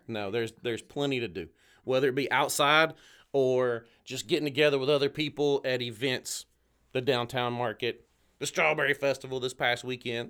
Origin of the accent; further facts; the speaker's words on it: just north of Chattanooga, Tennessee, United States; moved away as an adult; also born or lived in Orlando, Florida; now in Ocala, United States; I'm from Tennessee originally, born and raised just north of Chattanooga. I spent most of my life right there in Southeast Tennessee